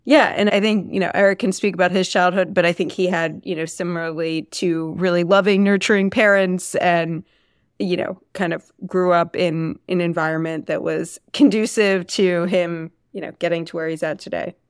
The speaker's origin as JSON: {"language": "English", "town": "Philadelphia", "region": "Pennsylvania", "country": "United States", "tie": "born or raised there", "said": "I grew up Right outside of Philadelphia, went to Lower Marion High School"}